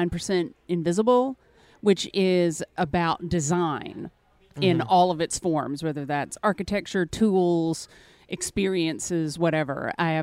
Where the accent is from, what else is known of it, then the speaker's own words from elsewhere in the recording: Mississippi, United States; now in New Orleans, United States; I'm originally from Mississippi, but I've lived all around. Currently, I'm based out of New Orleans.